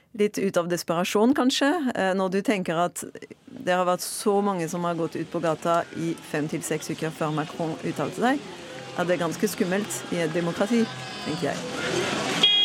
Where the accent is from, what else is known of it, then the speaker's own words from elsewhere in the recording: Marseille, Provence-Alpes-Côte d'Azur, France; Norwegian is a second language; moved away as an adult; now in Norway; Jeg er fransk fra Marseille og har bodd i Norge i nesten ti år.